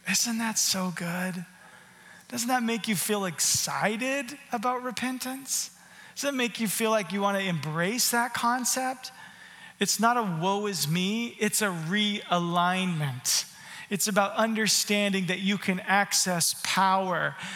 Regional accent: Canada; How can I not say sorry? I'm a Canadian. The first thing I say is sorry.

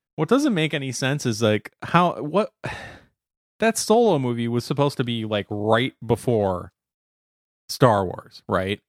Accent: United States; as an American who speaks American

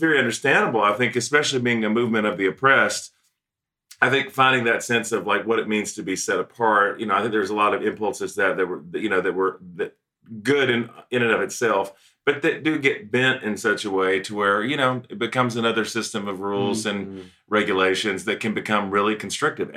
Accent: the American rural South, United States; a different version of Pentecostalism than what I grew up in the American, more or less rural South

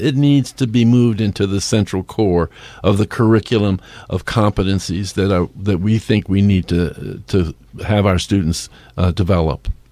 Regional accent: New York City, New York, United States; now in Bend, United States; I am from New York City

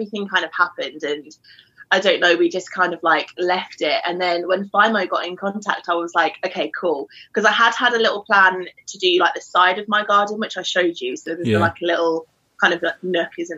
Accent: London, United Kingdom; moved away as an adult; now in Newcastle, United Kingdom; I am from London, but I'm living in Newcastle at the moment

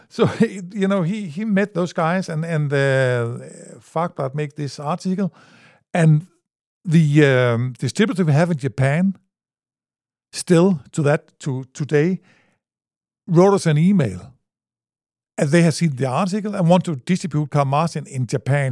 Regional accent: Grenaa, Central Denmark Region, Denmark; English is a second language; I'm from, uh, a little town in Denmark

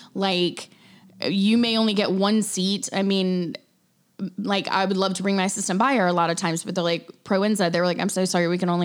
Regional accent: Chicago, Illinois, United States; It's April. I'm from Chicago. Like, holy cow.

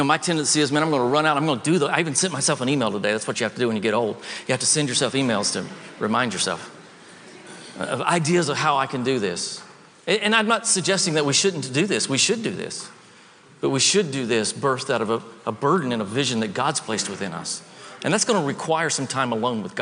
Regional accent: the South, United States; I grew up in the South

